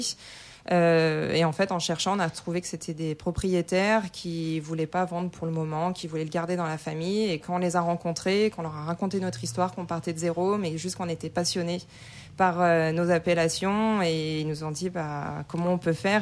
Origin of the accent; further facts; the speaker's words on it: Côte-Rôtie / Condrieu area, Auvergne-Rhône-Alpes, France; j'ai grandi là-bas, je suis de la région